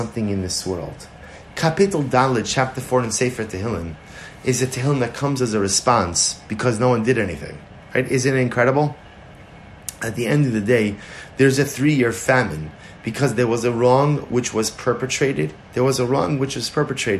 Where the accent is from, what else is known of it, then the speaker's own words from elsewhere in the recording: New York, United States; now in Baltimore, United States; I'm from New York originally